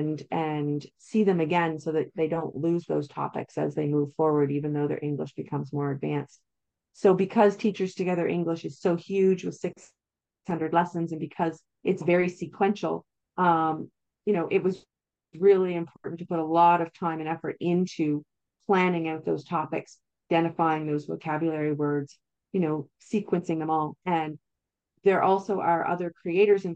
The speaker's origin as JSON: {"language": "English", "country": "Canada", "said": "I'm Canadian, so I typically use Canadian science curriculums"}